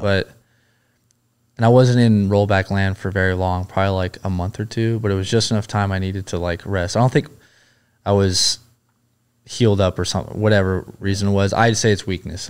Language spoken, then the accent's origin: English; Huntington Beach, California, United States; Originally, I grew up in Huntington Beach, California.